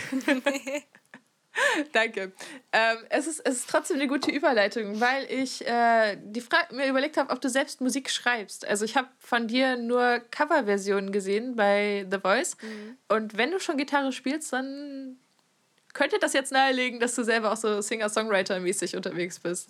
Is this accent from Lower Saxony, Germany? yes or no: yes; Friesland, Lower Saxony, Germany; moved away; aus meinem Kaff, wo ich herkomme